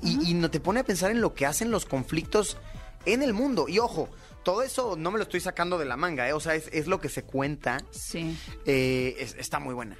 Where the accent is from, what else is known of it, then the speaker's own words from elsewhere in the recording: Mexico; I'm a YouTuber from Mexico